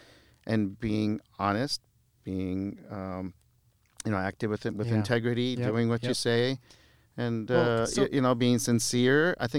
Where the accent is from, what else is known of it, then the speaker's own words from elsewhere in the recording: Beirut, Beirut Governorate, Lebanon; born there; moved away; I was born in Beirut. {S1} Yes. {S2} We moved here in the mid '70s during a time of civil war in Lebanon, and they always taught us to appreciate where we are and the opportunities that we have here